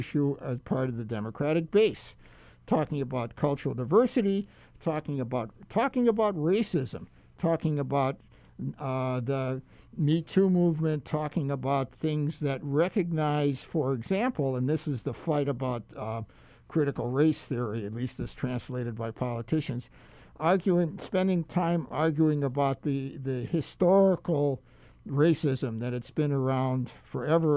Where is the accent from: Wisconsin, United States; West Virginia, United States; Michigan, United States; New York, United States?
Wisconsin, United States; Milwaukee; now in Hawaii, United States; I grew up in Milwaukee